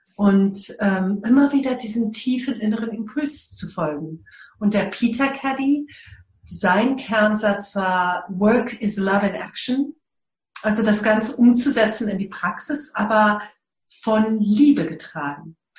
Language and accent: German; South Africa; German is a second language; ich komme aus Südafrika